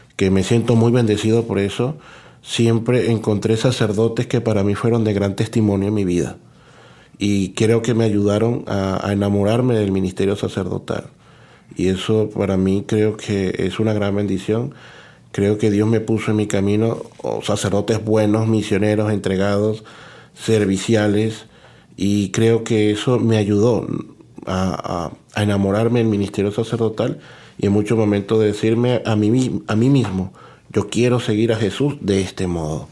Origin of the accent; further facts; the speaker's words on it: Caja Seca, Zulia, Venezuela; moved away as an adult; now in Toronto, Canada; soy sacerdote venezolano, eh, nací en un pueblecito que se llama Cajaseca en el estado Zulia